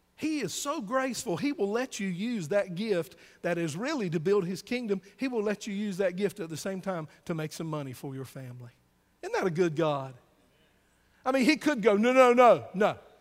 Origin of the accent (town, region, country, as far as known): the South, United States; born or raised there